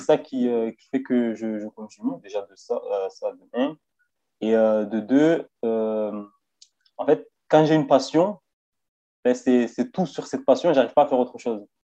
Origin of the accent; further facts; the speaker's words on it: Marseille, Provence-Alpes-Côte d'Azur, France; now in Vesoul, France; je viens de Marseille. En ce moment, je suis sur Vesoul, mais euh, je viens de Marseille